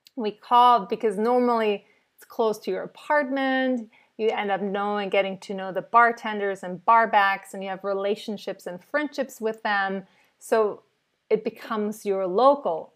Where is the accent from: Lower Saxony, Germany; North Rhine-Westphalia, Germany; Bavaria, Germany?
North Rhine-Westphalia, Germany; Cologne; also born or lived in New York City, United States; I was born in Cologne in Germany and we drink Kölsch